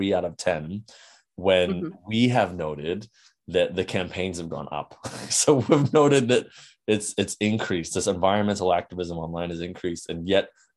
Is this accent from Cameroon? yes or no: no; New Zealand; I come from New Zealand